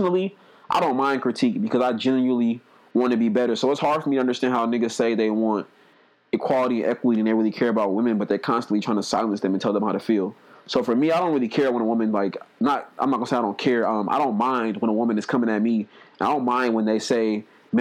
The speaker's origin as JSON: {"language": "English", "town": "Oakland", "region": "California", "country": "United States", "tie": "born or raised there", "said": "I grew up in Oakland around hella pimps and shit"}